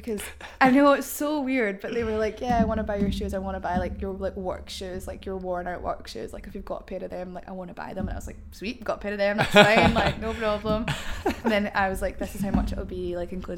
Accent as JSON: {"language": "English", "town": "Cumbernauld", "region": "Scotland", "country": "United Kingdom", "said": "where I'm from Cumbernauld, and like where I'm from, like people are very cliquey."}